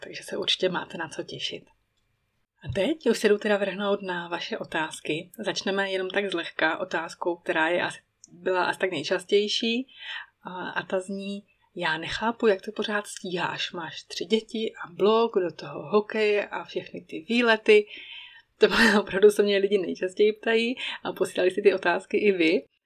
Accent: Czechia; moved away as an adult; now in Emmental, Switzerland; můj rodný kraj, Bílé Karpaty

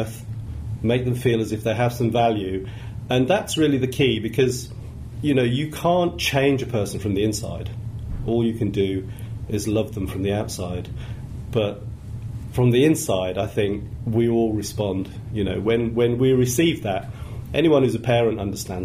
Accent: Birmingham, West Midlands, United Kingdom; I grew up in Birmingham, and I've always thought Birmingham has got a lot of warm-hearted people

